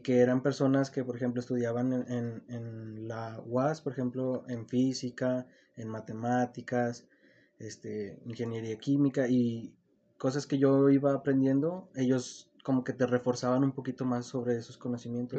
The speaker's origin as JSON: {"language": "Spanish", "region": "Zacatecas", "country": "Mexico", "tie": "born or raised there", "said": "yo soy de aquí, de Zacatecas, mm, pues nací aquí, crecí aquí"}